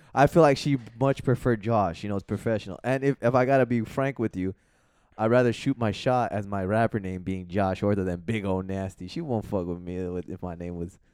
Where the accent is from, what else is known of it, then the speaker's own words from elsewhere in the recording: Los Angeles, California, United States; I'm from San Fernando Valley